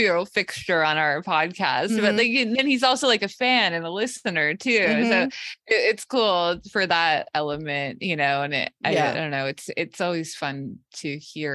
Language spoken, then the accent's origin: English; United States; as an American